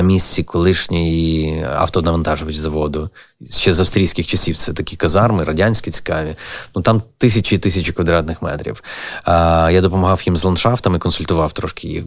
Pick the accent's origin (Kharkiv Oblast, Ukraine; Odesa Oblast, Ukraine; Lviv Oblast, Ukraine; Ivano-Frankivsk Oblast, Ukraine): Lviv Oblast, Ukraine; Lviv; moved away as an adult; also born or lived in Kyiv; мій рідний Львів